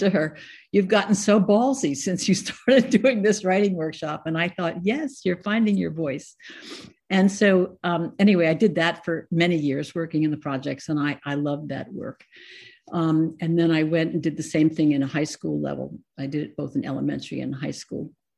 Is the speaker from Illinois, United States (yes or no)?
no; Scarsdale, New York, United States; moved away as an adult; also born or lived in Ohio; I was born in New York, and I lived in Scarsdale, New York for most of my life